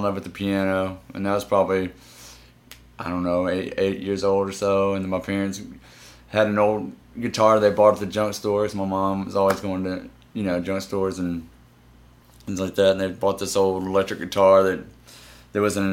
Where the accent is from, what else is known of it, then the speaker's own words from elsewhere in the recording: Memphis, Tennessee, United States; Born and raised